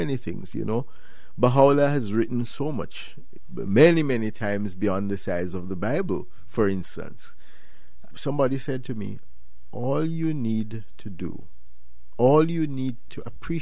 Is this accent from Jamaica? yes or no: yes; Jamaica; I'm from Jamaica